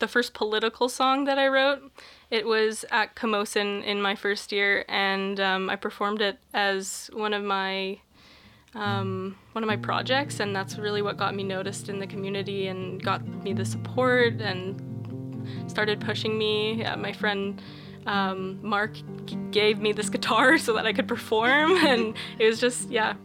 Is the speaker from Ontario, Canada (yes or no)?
no; Cochrane, Alberta, Canada; moved away as an adult; now in Victoria, Canada; I grew up on Stony Nakota territory, which is now called Cochrane, Alberta